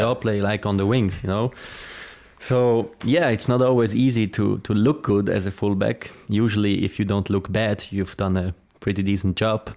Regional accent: Zurich, Switzerland; English is a second language; moved away as an adult; also born or lived in Lucerne; now in United States; I'm from Zurich

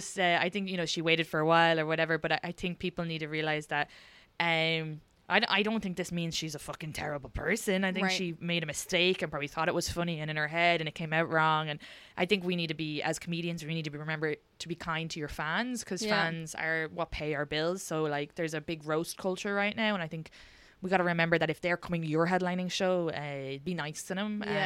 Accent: Ireland; And I think because it's so funny because we're from Ireland, I don't think that's ever part.

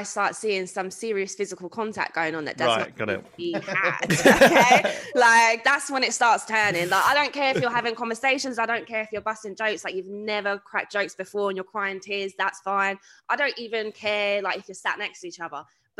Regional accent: London, United Kingdom; I'm from South as well, so born and bred South, from Peckham. Mum's English, dad is Jamaican.

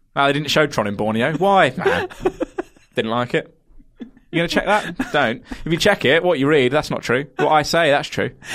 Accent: Kent, South East England, United Kingdom; I'm from Kent

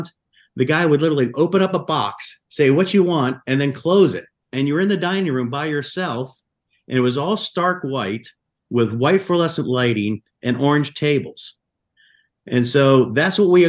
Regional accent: Buffalo, New York, United States; moved away; growing up in Buffalo

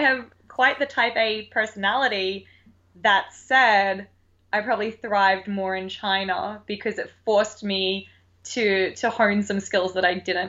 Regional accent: Australia; accent: Australian; now in United States; I miss my Australian accent.

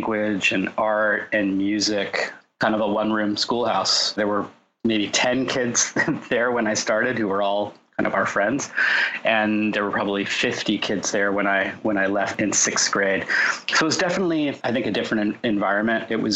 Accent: Orange County, Southern California, United States; also born or lived in Los Angeles, California / San Diego, California; I grew up in Southern California, in Orange County

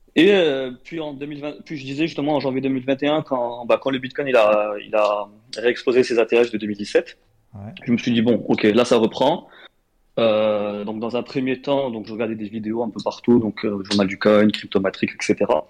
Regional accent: Morocco; moved away as an adult; now in France; j'ai grandi au Maroc

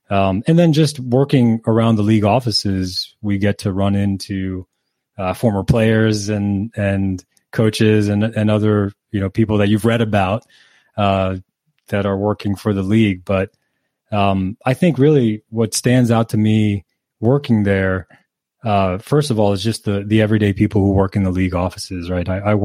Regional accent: Canary Islands, Spain; I grew up in the Canary Islands in Spain.

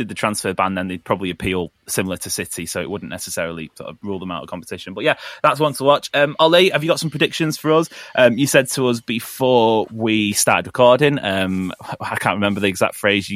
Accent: England, United Kingdom; an English person

